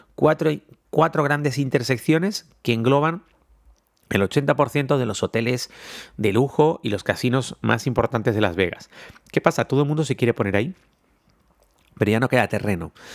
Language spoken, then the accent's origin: Spanish; Canary Islands, Spain; somos siete islas, ocho si contamos la graciosa